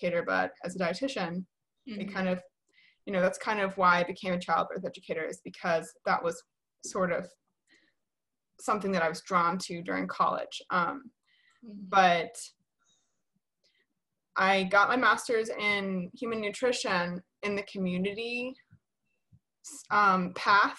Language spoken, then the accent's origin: English; Atlanta, Georgia, United States; I work in Atlanta. I'm from Atlanta.